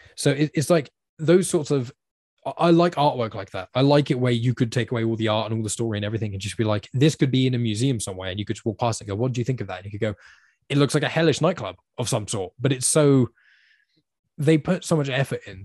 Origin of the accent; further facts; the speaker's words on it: United Kingdom; you're a British person